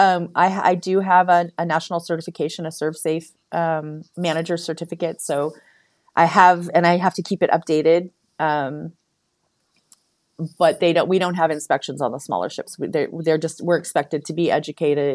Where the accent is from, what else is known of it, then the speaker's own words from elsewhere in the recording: San Francisco, California, United States; I'm from San Francisco